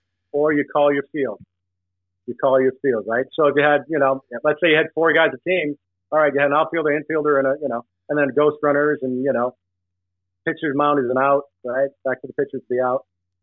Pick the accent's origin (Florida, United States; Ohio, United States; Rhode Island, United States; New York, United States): Rhode Island, United States; Smithfield; also born or lived in Providence, Rhode Island; I was born in Providence, Rhode Island. Grew up in a neighborhood just outside of Providence called Smithfield, Rhode Island.